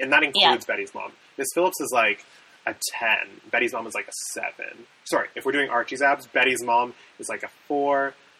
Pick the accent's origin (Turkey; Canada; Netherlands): Canada; we're Canadian.